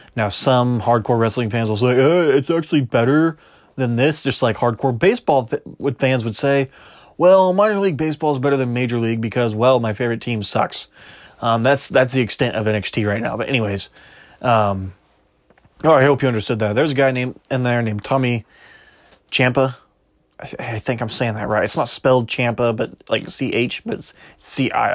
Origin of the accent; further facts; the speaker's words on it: Kansas, United States; I'm from Kansas.